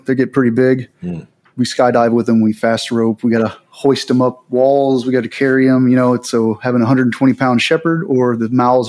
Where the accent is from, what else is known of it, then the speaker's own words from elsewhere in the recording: Southeast Texas, United States; moved away as an adult; I grew up in Southeast Texas in a trailer park in Southeast Texas